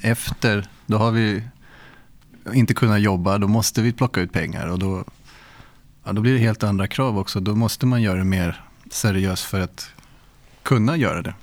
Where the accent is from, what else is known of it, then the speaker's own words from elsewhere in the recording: Haninge, Stockholm County, Sweden; jag gick i skolan och träffade de andra i Panetos i Haninge